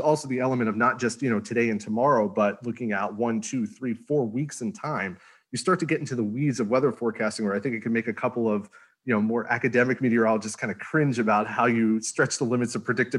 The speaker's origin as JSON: {"language": "English", "region": "Northeast", "country": "United States", "said": "And of course, I'm from the Northeast. I'm getting excited. It's going to snow."}